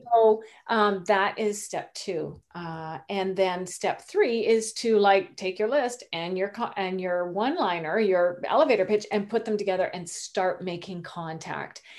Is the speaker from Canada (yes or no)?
yes; Canada; moved away as an adult; also born or lived in Rhode Island, United States; I am Canadian. I'm new to Rhode Island.